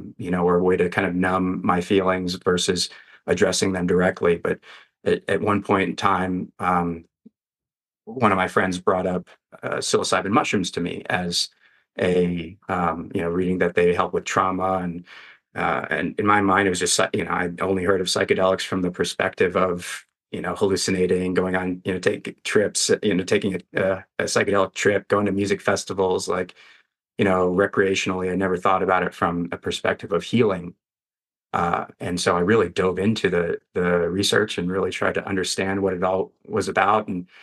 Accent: Western US, United States; I grew up in the Western US and wanted to kind of be back here.

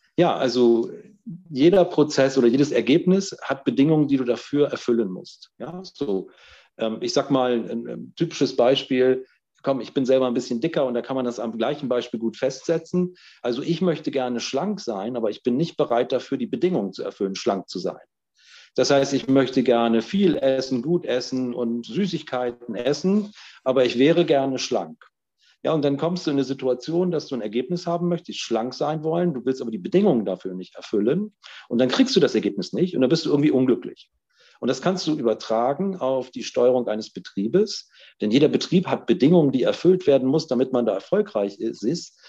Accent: North Rhine-Westphalia, Germany; ich bin in Nordrhein-Westfalen geboren

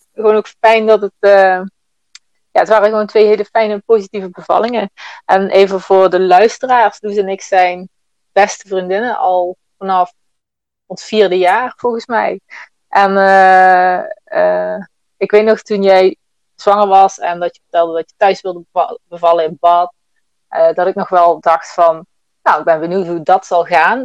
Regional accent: Swalmen, Limburg, Netherlands; ik woon nog steeds hier in ons geboortedorp, Zwalmen, in Limburg

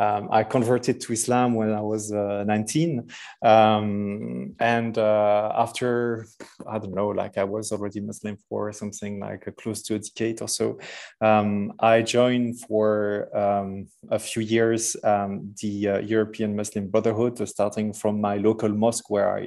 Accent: Verviers, Wallonia, Belgium; accent: heavy French accent; English is a second language; also born or lived in Brussels; I was born in Belgium. I'm Belgium, still living in Belgium. I'm between my home city, which is Verviers in east of Belgium

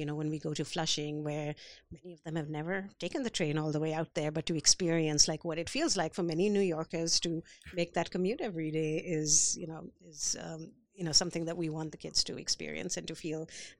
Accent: India; So, you know, I grew up in India. I have a very solid identity as, you know, an Indian person.

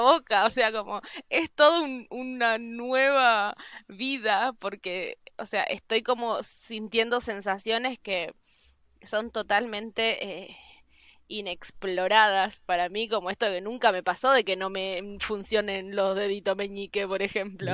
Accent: Misiones, Argentina; moved away as an adult; also born or lived in Buenos Aires; now in Norway; yo nací en Misiones

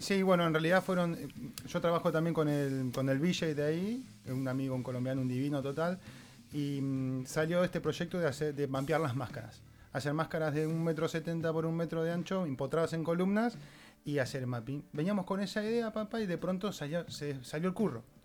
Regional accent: Mar del Plata, Buenos Aires Province, Argentina; moved away as an adult; now in Barcelona, Spain; yo he venido, en busca de eso, desde Mardel, que vengo de Argentina

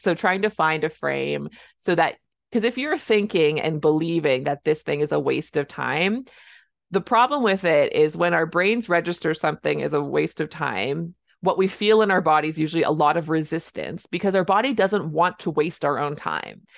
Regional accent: Canada; I'm a Canadian family physician

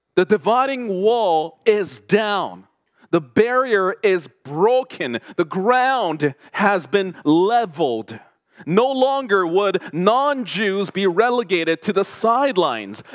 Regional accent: Toronto, Ontario, Canada; first language Korean; English is a second language; also born or lived in South Korea; growing up in Toronto in the 80s and 90s as an immigrant from South Korea, who could not speak a word of English

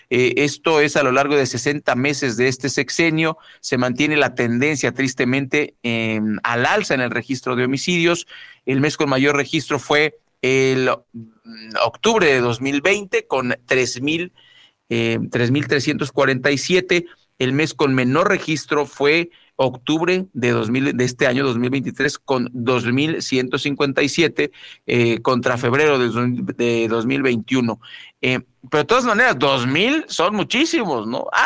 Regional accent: Mexico; como buenos mexicanos que somos

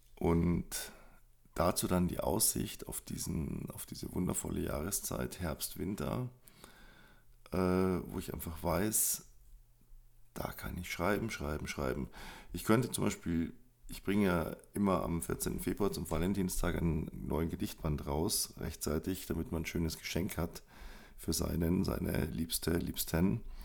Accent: Munich, Bavaria, Germany; Ich bin groß geworden in München

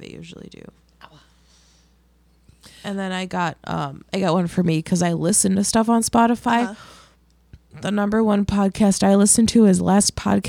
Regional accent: Midwest, United States; I'm from the Midwest.

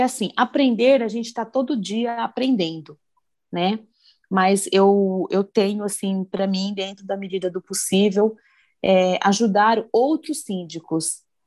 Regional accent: Campinas, São Paulo, Brazil; Eu sou de Campinas

